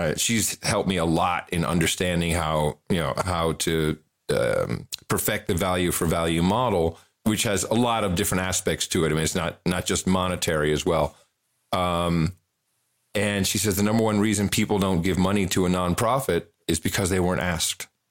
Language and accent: English; Netherlands; moved away; I grew up in the Netherlands.